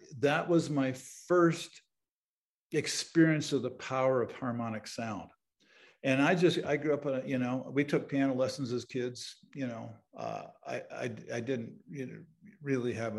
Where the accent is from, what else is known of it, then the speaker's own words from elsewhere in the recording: Southern Ontario, Canada; I grew up in Southern Ontario in Canada.